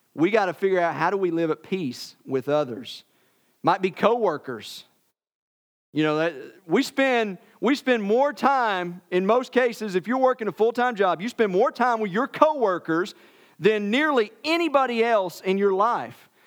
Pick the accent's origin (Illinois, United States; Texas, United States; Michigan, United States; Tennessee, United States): Tennessee, United States; I'm from Tennessee.